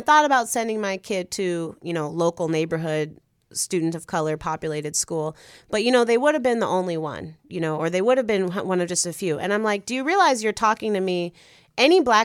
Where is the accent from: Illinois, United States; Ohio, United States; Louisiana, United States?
Illinois, United States; Chicago; I loved growing up in Logan Square